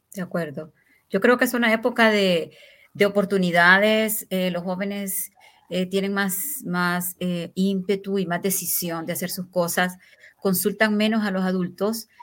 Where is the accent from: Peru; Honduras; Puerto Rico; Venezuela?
Honduras; le llamamos aquí en Honduras